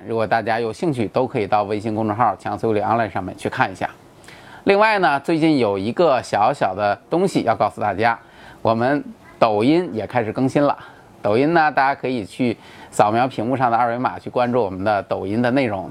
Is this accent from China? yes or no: yes; China; 我们中国人